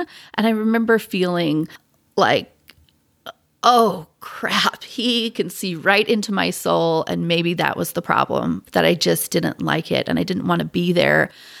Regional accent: Pacific Northwest, United States; I grew up in the Pacific Northwest where there were some members, not a ton. I mean, there were probably, I don't know, 30 members of the church in my high school.

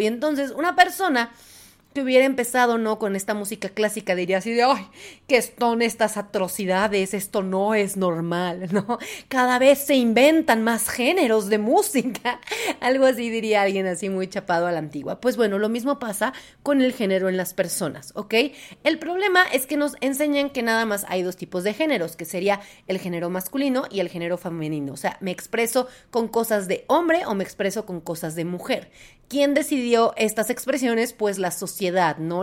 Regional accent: Puebla, Mexico; yo soy de Puebla

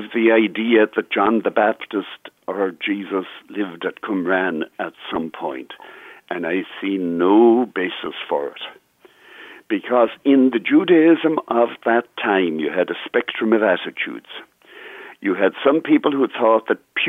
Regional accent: Ireland; now in United States; I'm not Irish American, Pat. I'm Irish

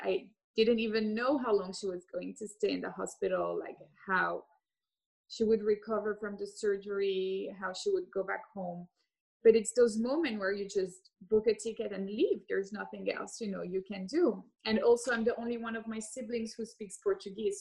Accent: Geneva, Switzerland; moved away as an adult; also born or lived in Hong Kong / London; I grew up in Geneva, Switzerland

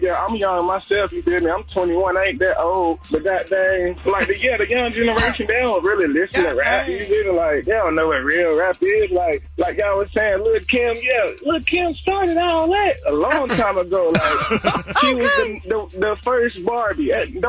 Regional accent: North Carolina, United States; accent: Southern twangy; now in Vallejo, United States; I'm calling straight out of Vallejo, but I'm straight from North Carolina. Know what I'm saying? East Coast.

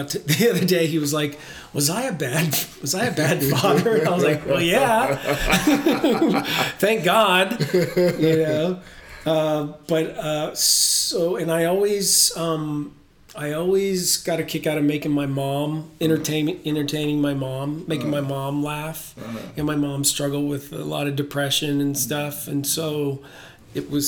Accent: Canton, Ohio, United States; In Ohio, in Canton, Ohio

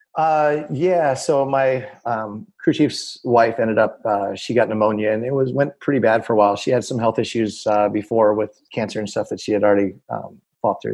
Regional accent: Annapolis, Maryland, United States; we're from Annapolis

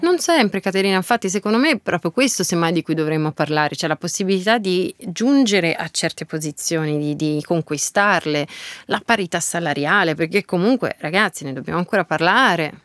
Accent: Lucca, Tuscany, Italy; moved away; also born or lived in Milan; io abitavo ancora a Lucca, nella mia città natale

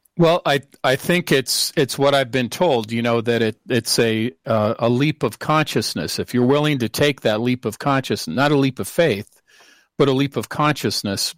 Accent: Seattle, Washington, United States; moved away; I'm from originally from Seattle

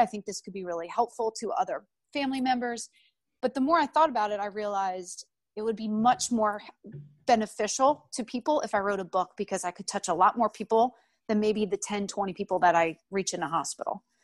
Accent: outside of Philadelphia, Pennsylvania, United States; moved away as an adult; also born or lived in North Carolina; I grew up outside of Philadelphia

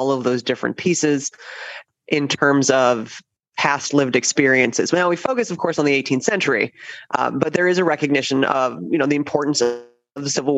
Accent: New Jersey, United States; moved away as an adult; now in Williamsburg, United States; I'm from New Jersey

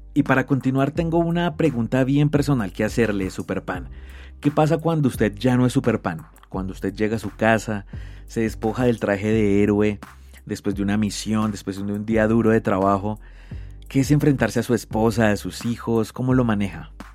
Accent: Colombia; como colombiano

